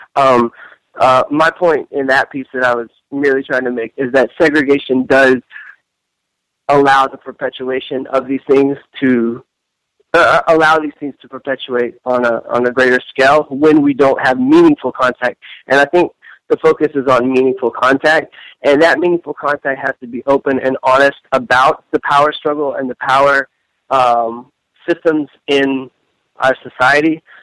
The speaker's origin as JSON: {"language": "English", "region": "Tennessee", "country": "United States", "tie": "born or raised there", "also_born_or_lived": "South Africa", "moved": "as an adult", "lives_now": "New York, United States", "said": "I grew up in Tennessee"}